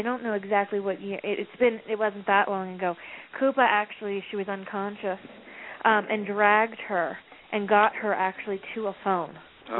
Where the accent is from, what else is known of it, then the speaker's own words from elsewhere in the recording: Maryland, United States; I'm from Maryland